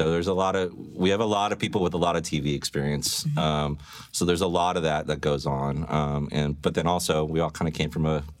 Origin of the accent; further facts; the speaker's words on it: St. Louis, Missouri, United States; Overland. I grew up in Overland.